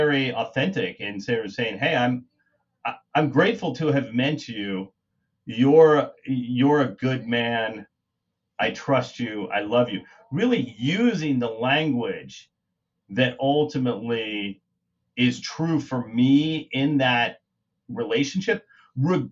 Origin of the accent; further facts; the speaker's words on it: Kansas, United States; You know, I'm from Kansas. And when guys from, you know, my community, that where I grew up, join EVRYMAN